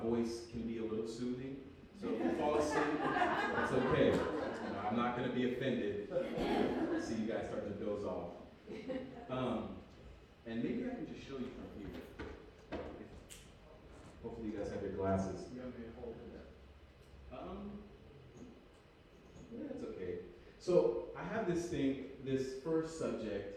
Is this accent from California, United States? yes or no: yes; Berkeley, California, United States; moved away as an adult; I'm originally from Berkeley, California. That's where I was born.